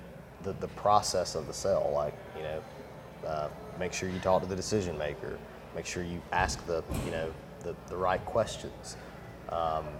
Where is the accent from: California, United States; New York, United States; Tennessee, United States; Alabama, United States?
Alabama, United States; Anniston; I'm a kid from Anniston, Alabama